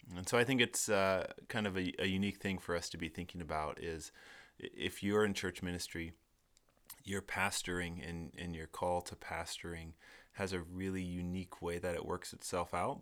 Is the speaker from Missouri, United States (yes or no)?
no; Seattle, Washington, United States; I'm from Seattle